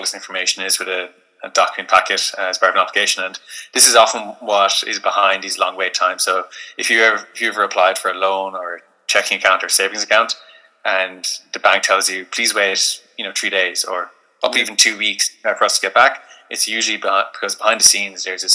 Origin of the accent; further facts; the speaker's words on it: Limerick, Munster, Ireland; moved away; also born or lived in Dublin; I'm originally from Limerick